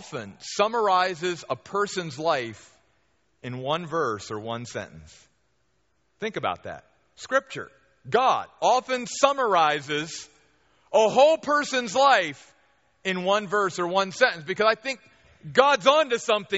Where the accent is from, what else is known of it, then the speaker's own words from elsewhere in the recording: near Baltimore, Maryland, United States; moved away; I grew up back on the East Coast near Baltimore, Maryland